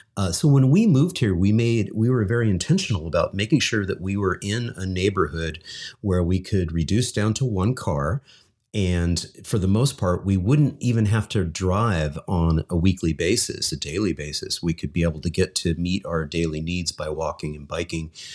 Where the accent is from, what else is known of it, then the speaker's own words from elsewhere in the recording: Lincoln, California, United States; moved away; also born or lived in Elmhurst, Illinois / Chicago; growing up in Lincoln, California